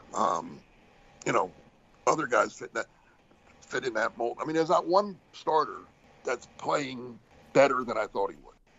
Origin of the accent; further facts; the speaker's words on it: New Jersey, United States; moved away; I grew up in Jersey, you know, so I went to the Jersey Shore all the time